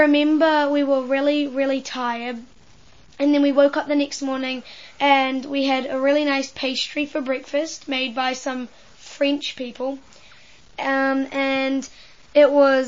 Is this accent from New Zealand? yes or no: yes; New Zealand; I'm 11 years old, and I'm from New Zealand